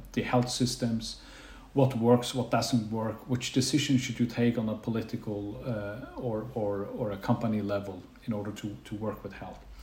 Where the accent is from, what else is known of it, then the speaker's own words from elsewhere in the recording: Faroe Islands; also born or lived in Bergen; now in Denmark; I'm from the Faroe Islands